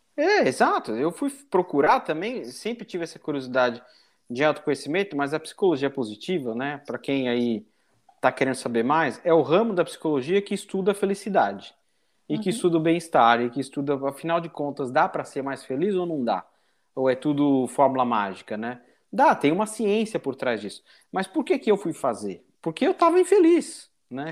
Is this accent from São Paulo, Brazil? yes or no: yes; São Paulo, Brazil; moved away as an adult; now in United States; nasci no início, no finalzinho de 1980, no Brasil, sou natural de São Paulo